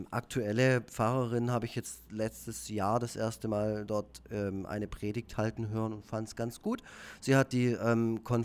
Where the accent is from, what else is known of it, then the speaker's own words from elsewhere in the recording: Effringen, Baden-Württemberg, Germany; Also wir haben eine sehr schöne evangelische Kirche in Effringen, wo ich herkomme.